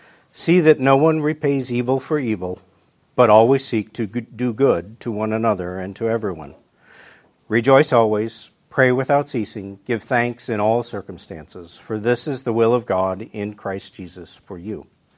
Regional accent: Wisconsin, United States; also born or lived in Illinois; I was born in 1967 in Illinois. And when I was seven, my family moved to upstate Wisconsin. Where we moved to, not a whole lot to say about it, except it's very small. We were the second largest town in the county with 300 people.

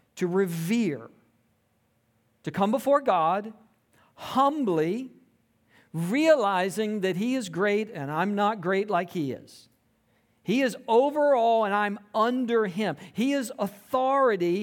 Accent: Tifton, Georgia, United States; I grew up in South Georgia. a small town, uh, Tifton, Georgia, um, and it was a great place to grow up.

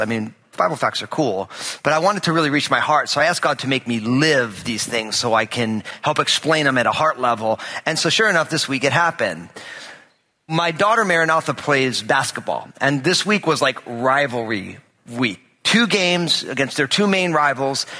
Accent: New Jersey, United States; moved away; I'm all Italian from New Jersey

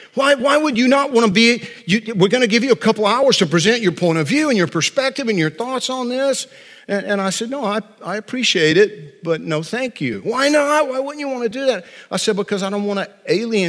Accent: Central Georgia, United States; little boy growing up in Central Georgia

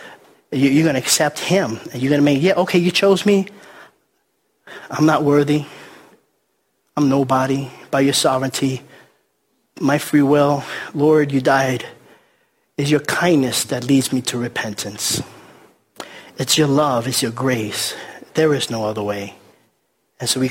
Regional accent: New York City, New York, United States; I grew up in the Bronx in New York City, and we used to play stickball on the streets

